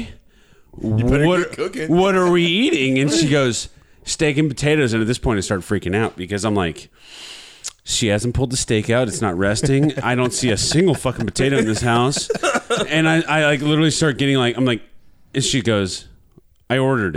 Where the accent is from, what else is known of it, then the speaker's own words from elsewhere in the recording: Midwest, United States; I'm from the Midwest